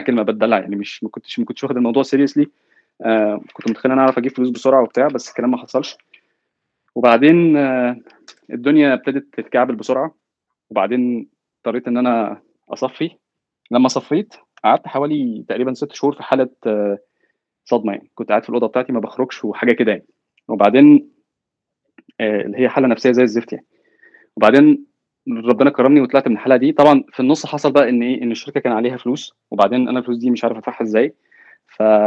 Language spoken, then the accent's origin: Arabic; Egypt; now in Silicon Valley, United States; كواحد جاي من مصر